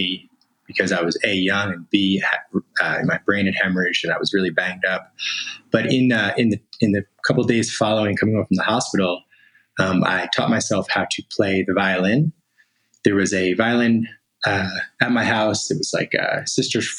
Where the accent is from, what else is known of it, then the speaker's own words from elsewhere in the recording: Asbury Park, New Jersey, United States; now in California, United States; So I'm originally from New Jersey, though now I'm in California. And, you know, grew up in the Asbury Park area